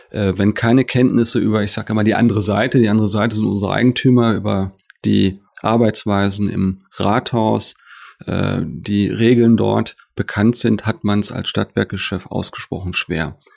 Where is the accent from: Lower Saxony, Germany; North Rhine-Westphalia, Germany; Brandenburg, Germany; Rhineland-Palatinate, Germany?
Lower Saxony, Germany; Salzgitter; now in Dortmund, Germany; einmal hier in Dortmund von 2000 bis 2006 und vorher von 1992 bis 2000 in meiner Heimatstadt Salzgitter.